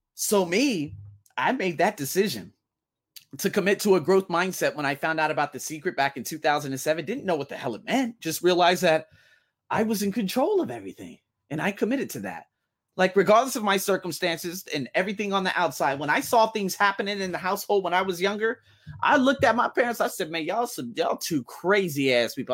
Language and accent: English; United States; now in Thailand; I'm from America